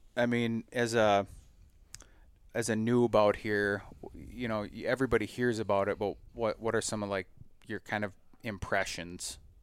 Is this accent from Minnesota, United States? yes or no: yes; Minnesota, United States; we do in Minnesota a lotta, a lotta what I call cattail pounding, right? Like, the only milo you see in my home state